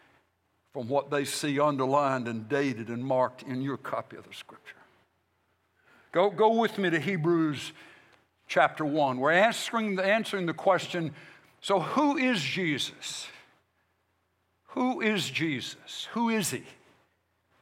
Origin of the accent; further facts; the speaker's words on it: United States; I'm a Christian, and then I'm an American